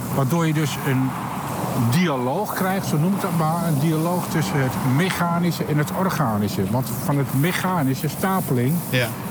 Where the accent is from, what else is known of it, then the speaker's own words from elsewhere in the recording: Achterhoek, Gelderland, Netherlands; moved away as an adult; also born or lived in Utrecht; now in Amsterdam, Netherlands; ik kom oorspronkelijk uit de Achterhoek